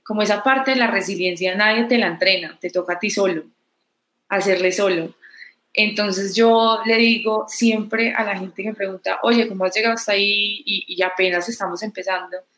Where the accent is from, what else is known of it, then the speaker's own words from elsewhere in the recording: Pereira, Risaralda, Colombia; Yo no soy de Medellín. Yo soy de Pereira.